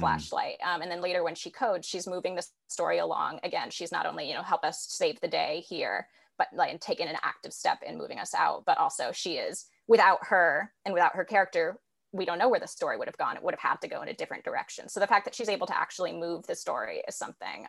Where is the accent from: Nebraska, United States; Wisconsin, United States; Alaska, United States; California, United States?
California, United States; San Francisco; I'm from San Francisco originally, born and raised here.